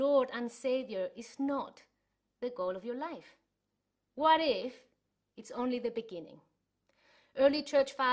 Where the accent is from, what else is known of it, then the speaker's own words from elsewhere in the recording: Chile; moved away; I was growing up in Chile, that's where I'm from